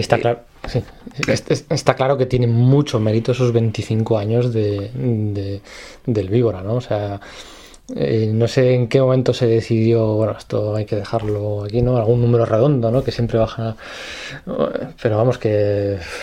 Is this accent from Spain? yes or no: yes; Spain; como buenos españoles